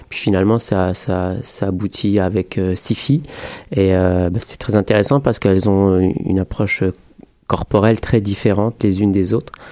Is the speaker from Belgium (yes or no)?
no; France; also born or lived in Morocco; now in Canada; je suis français-marocain, euh, je suis, j'ai immigré au Québec euh, il y a maintenant un petit moment.